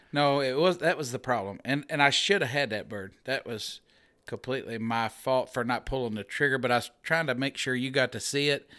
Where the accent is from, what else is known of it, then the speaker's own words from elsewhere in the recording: Middletown, Missouri, United States; I'm from Middletown, Missouri